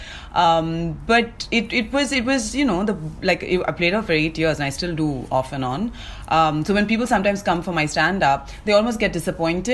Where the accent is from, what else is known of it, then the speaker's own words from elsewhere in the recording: Chennai, Tamil Nadu, India; moved away as an adult; also born or lived in England; now in Mumbai, India; I was born and brought up in Chennai